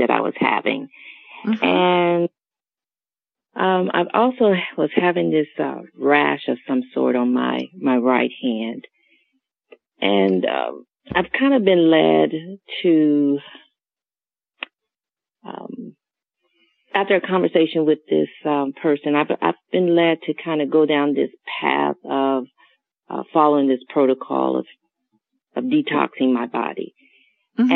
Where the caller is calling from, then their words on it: Maryland, United States; I'm calling from Maryland.